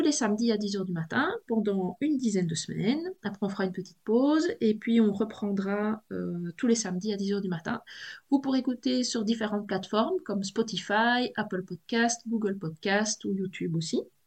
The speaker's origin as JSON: {"language": "French", "country": "Belgium", "accent": "Belgian", "said": "je suis de Belgique, euh, je suis près de, près de la frontière française, un hein, peu loin de Maubeuge"}